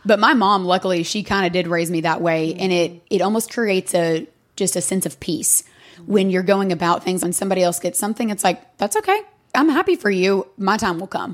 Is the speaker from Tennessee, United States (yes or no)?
yes; Sevierville, Tennessee, United States; moved away as an adult; now in Knoxville, United States; I'm from Sevierville